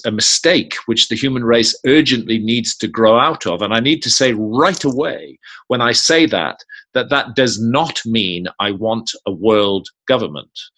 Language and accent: English; United Kingdom; I was born in Britain.